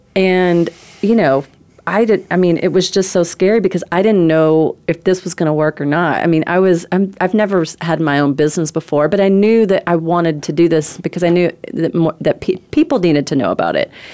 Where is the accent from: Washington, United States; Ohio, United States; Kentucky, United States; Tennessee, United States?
Kentucky, United States; Corbin; moved away as an adult; also born or lived in California / Myrtle Beach; I'm from Corbin, Kentucky. It's a town of seven thousand people